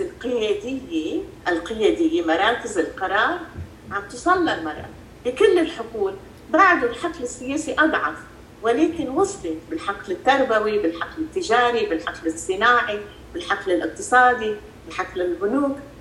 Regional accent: Freike, Mount Lebanon, Lebanon; انا لينيه من المتن من ضيعه الفريكي محل ما انا موجود هلا ربيت بلبنان ودرست بلبنان

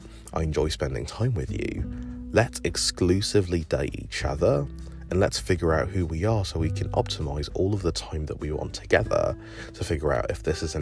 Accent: England, United Kingdom; now in United States; growing up in England

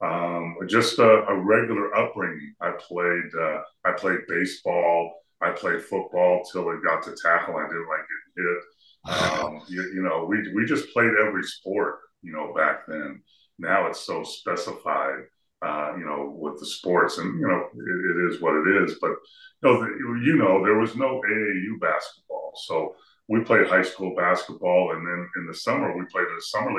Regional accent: San Fernando Valley, Southern California, United States; I grew up in Southern California, in San Fernando Valley

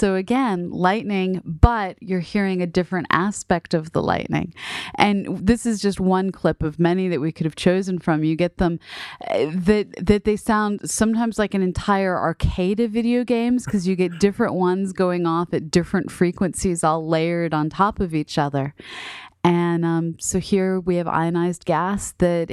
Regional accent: Boston, Massachusetts, United States; now in Southern Illinois, United States; here in Southern Illinois, and then back growing up in Boston

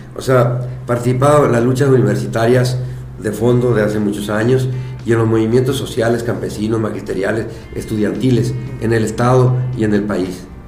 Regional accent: Guasave, Sinaloa, Mexico; also born or lived in Guadalupe, Chihuahua; now in Guamúchil, Mexico; soy de de Guadalupe Chihuahua, nací allá, luego mi familia bajó a Palo Blanco, a Guasave, ahí estudié la secundaria

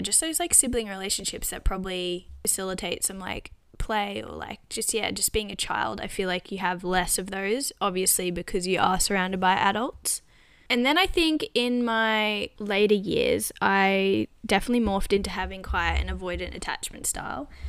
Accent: Australia; now in London, United Kingdom; I'm Australian

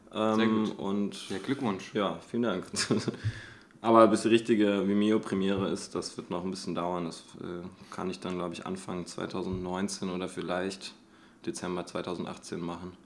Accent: Göttingen, Lower Saxony, Germany; moved away; also born or lived in Offenbach; ursprünglich komme ich aus Göttingen

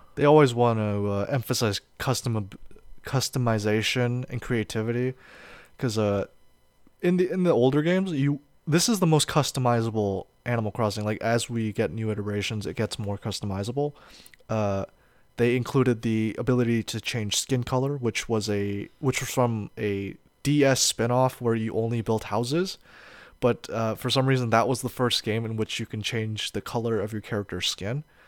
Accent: United States; I'm an American

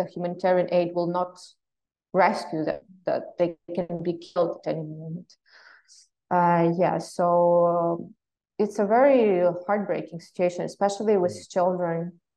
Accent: Western Ukraine, Ukraine; I come from Western Ukraine

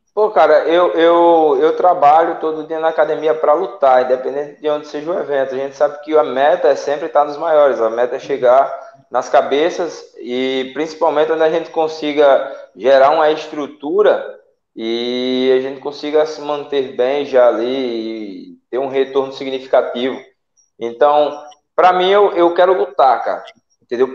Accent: Salgueiro, Pernambuco, Brazil; moved away as an adult; now in Natal, Brazil; eu sou do interior de Pernambuco, cidade de Salgueiro

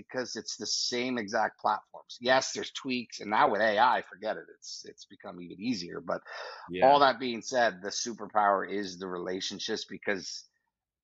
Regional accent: New York, United States; I'm from New York

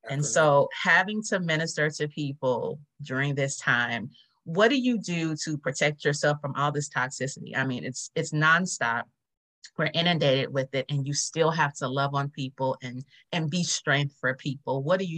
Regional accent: Los Angeles, California, United States; now in Houston, United States; I'm from Los Angeles originally, and I've been in Houston 20 years.

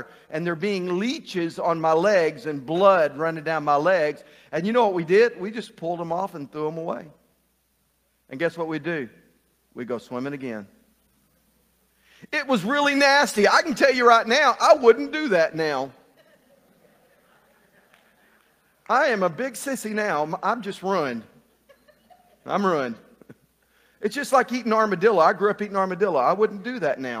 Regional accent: Burkett, Texas, United States; When I was a kid growing up in Burkett, Texas, I spent a few years living in a little town called Burkett, Texas, just right outside of Cross Plains, Texas.

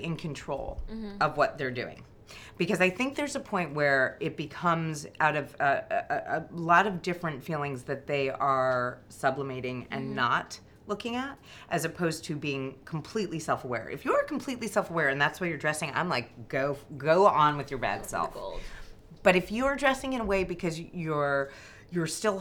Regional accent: New York, United States; I grew up in New York as well.

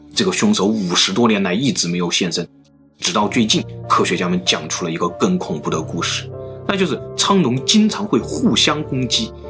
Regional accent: China; 我们中国人

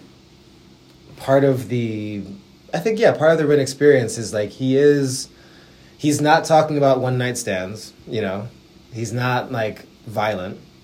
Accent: Buffalo, New York, United States; I'm from Buffalo, New York

